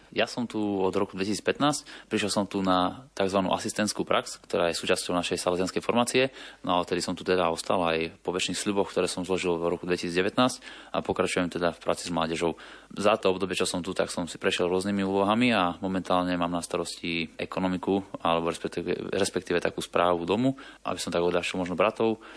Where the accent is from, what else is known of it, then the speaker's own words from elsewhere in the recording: Košice, Košice Region, Slovakia; now in Bratislava, Slovakia; ja som pôvodom z Košic